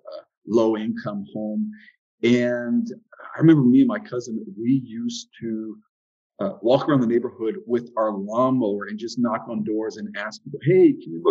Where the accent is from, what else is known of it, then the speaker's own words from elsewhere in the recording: Southwest Florida, United States; also born or lived in Dayton, Ohio; came down to sunny Southwest Florida when I was about 4 years old and grew up here as a child